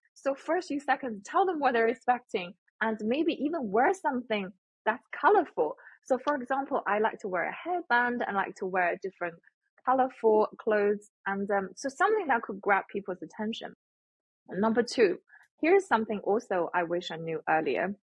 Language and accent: English; Shandong, China; moved away; I come from China, Shandong province, which is mm. the hometown of Confucius, the philosopher. So respect and kindness has always been the theme when I grow up.